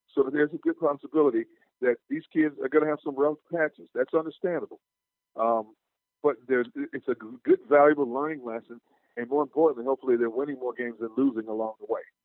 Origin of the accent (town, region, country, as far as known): Wisconsin, United States